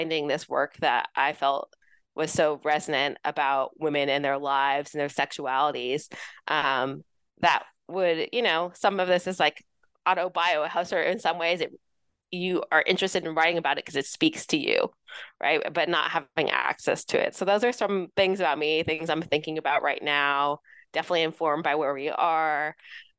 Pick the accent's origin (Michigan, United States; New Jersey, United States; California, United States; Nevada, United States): California, United States; Los Angeles; also born or lived in New York City; Yeah, so I grew up in Southern California, Los Angeles area.